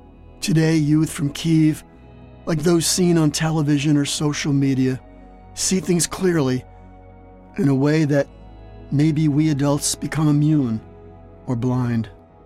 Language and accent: English; Newark, New Jersey, United States; I grew up in Newark, New Jersey, where I was born, in the very last days of World War II.